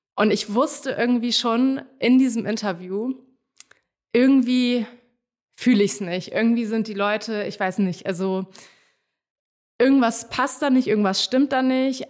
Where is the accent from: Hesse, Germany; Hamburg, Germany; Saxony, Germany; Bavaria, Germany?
Hamburg, Germany; moved away as an adult; also born or lived in Netherlands; now in Berlin, Germany; ursprünglich bin ich aus Hamburg, habe aber polnische Wurzeln und bin nach dem Studium irgendwann nach Berlin gezogen.